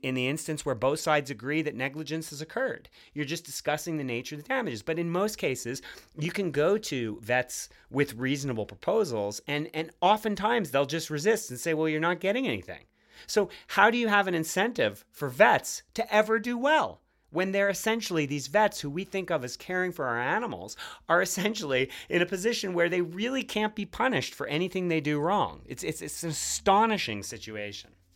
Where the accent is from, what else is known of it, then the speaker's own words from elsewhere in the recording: Montreal, Quebec, Canada; the City of Montreal, my hometown